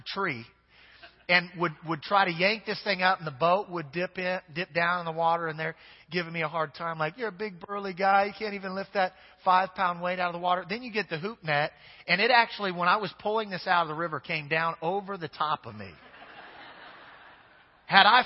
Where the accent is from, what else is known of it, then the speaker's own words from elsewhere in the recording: Kansas, United States; now in Louisiana, United States; I'm from Kansas originally.